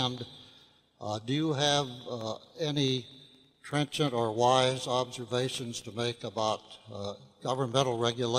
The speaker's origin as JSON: {"language": "English", "town": "Seattle", "region": "Washington", "country": "United States", "said": "from Seattle, Washington."}